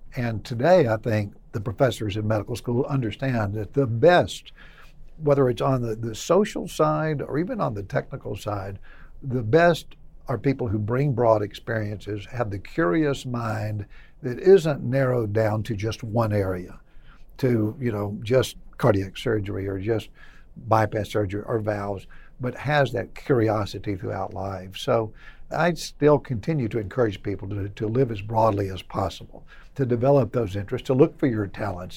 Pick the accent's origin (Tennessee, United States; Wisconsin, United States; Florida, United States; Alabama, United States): Tennessee, United States; Middle; I was from Middle Tennessee and not East Tennessee